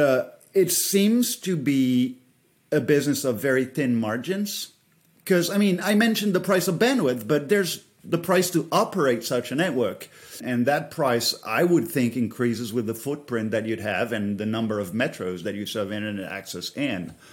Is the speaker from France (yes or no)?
yes; France; moved away; I come from France